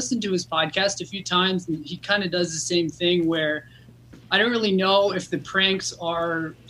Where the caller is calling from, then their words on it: Berlin, Germany; I'm calling from Berlin, actually. Berlin, Germany.